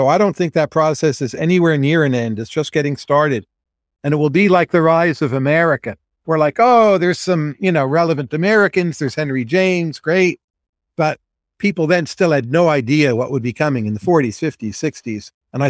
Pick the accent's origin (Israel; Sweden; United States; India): India; so growing up in India, you're required to crack all these cultural codes.